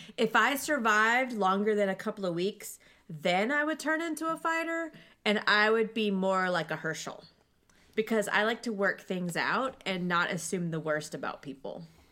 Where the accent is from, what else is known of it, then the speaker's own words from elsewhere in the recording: Cincinnati, Ohio, United States; I am from Cincinnati.